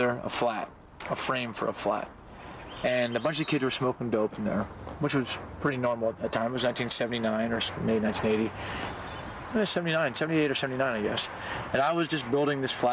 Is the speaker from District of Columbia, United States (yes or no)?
yes; Washington, District of Columbia, United States; I'm from Washington, D.C.